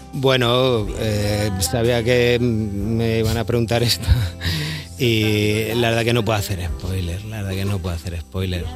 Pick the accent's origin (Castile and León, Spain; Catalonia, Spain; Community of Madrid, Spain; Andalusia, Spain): Community of Madrid, Spain; Madrid; yo soy de la Alameda Osuna